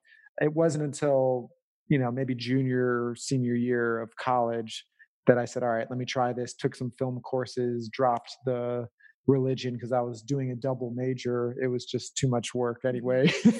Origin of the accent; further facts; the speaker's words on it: Oak Park, Illinois, United States; moved away as an adult; also born or lived in Northfield, Minnesota; I grew up in Chicago, specifically a suburb called Oak Park.